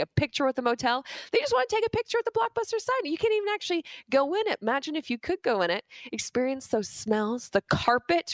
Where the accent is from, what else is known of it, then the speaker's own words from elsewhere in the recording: Burlington, Ontario, Canada; where I grew up in Burlington